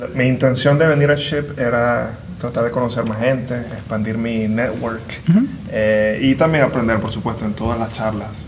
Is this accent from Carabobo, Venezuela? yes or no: yes; Valencia, Carabobo, Venezuela; accent: Venezuelan; moved away as an adult; now in Indiana, United States; de Valencia, sí, nacido y crecido en Valencia. Eh, nací allí y estuve hasta que tenía 18 años.